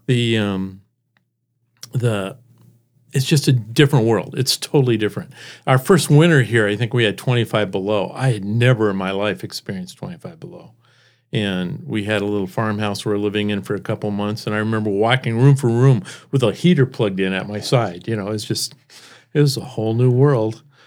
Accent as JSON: {"language": "English", "town": "Seattle", "region": "Washington", "country": "United States", "tie": "born or raised there", "also_born_or_lived": "San Jose, California / Spokane, Washington / Iowa", "moved": "as an adult", "lives_now": "Brandon, United States", "said": "we moved to Seattle. I was, um, in the Seattle area for most of my life and met my wife there"}